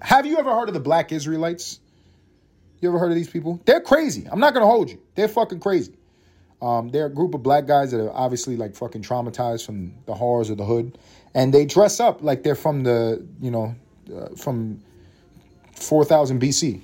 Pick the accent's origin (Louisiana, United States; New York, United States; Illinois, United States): New York, United States; New York City; I'm from Harlem. I grew up in East Harlem